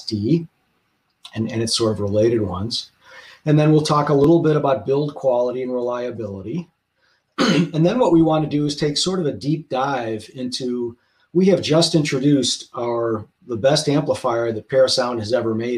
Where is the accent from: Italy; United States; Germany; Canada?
United States; Chicago, Illinois; Chicago, which is my hometown